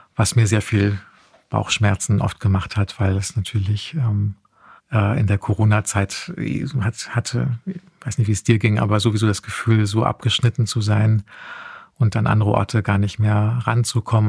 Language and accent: German; Heusenstamm, Hesse, Germany; ich bin tatsächlich in Heusenstamm aufgewachsen.